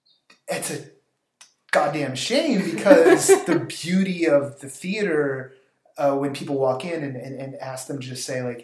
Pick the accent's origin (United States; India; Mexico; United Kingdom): United States; Bay Area, California; I'm from the Bay Area.